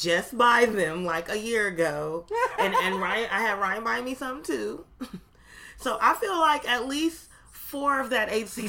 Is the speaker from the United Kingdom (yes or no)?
no; Canada; Still a square. I'm still Canadian. And I'm still a child star that just grew up checks.